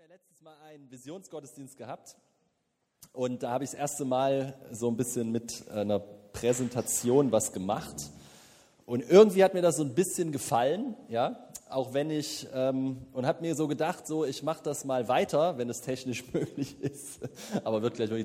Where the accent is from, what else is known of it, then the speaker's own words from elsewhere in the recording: the East, eastern Germany, Germany; wir kommen aus dem Osten